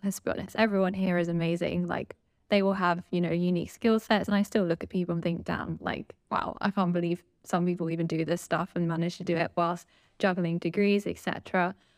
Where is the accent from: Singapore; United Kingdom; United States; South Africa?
United Kingdom; London; been from, grown up in London my whole life, and obviously I'm still in London.